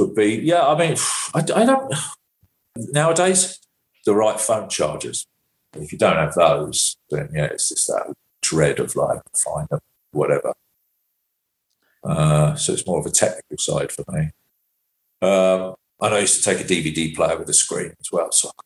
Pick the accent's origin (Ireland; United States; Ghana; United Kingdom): United Kingdom; England; as an English tour manager